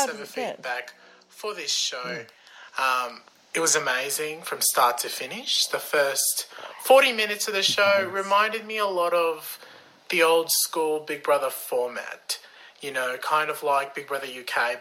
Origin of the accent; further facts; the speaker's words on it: Canada; I'm actually Canadian.